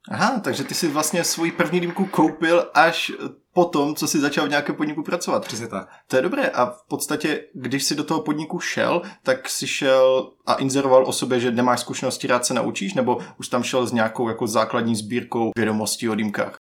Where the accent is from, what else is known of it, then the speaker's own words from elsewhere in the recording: Brno, South Moravian Region, Czechia; Jednak jsem z Brna, samozřejmě